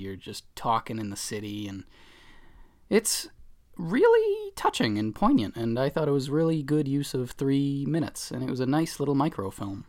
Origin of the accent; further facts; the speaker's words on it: Boston, Massachusetts, United States; accent: Boston; I'm from the Boston area, so that, I guess, That's my accent